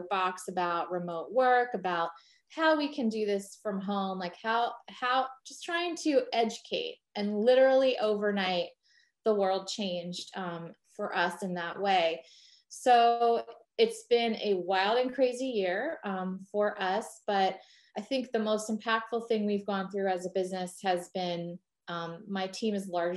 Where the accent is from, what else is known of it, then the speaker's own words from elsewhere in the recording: New Jersey, United States; another Jersey girl